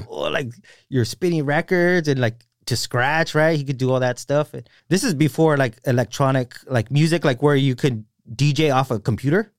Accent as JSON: {"language": "English", "town": "Salinas", "region": "California", "country": "United States", "also_born_or_lived": "Marina", "said": "I'm from Salinas"}